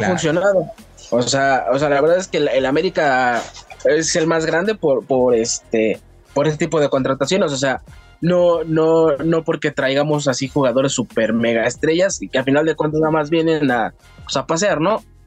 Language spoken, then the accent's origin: Spanish; Cuautitlán Izcalli, State of Mexico, Mexico; de acá de Cotitlán Izcalli, Estado de México.